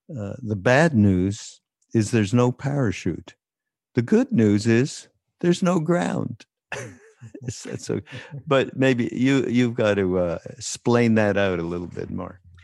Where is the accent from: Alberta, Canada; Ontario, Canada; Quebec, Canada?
Quebec, Canada; Montreal; I come from, uh, Montreal, so being Canadian